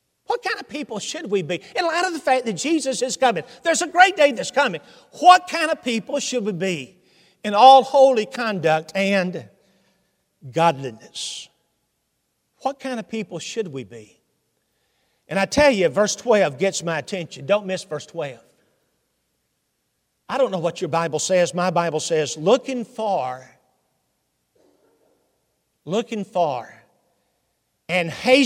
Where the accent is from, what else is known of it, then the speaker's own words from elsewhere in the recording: Hendersonville, Tennessee, United States; accent: southern; Hendersonville, Tennessee. That's home